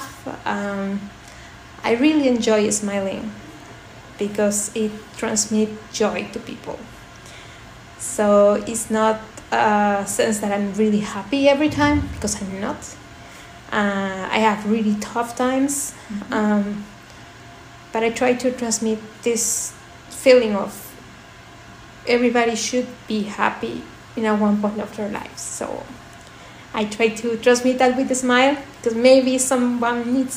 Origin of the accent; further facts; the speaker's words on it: Lima, Peru; moved away as an adult; also born or lived in Spain / Belgium; now in Germany; I was born in Lima, in Peru. But I left Lima when I was 18 years old.